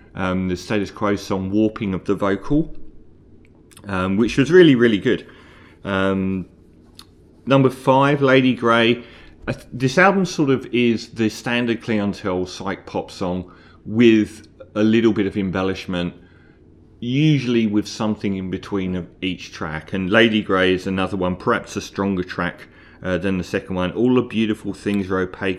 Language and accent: English; London, United Kingdom; I'm from London, and we have the Tube in London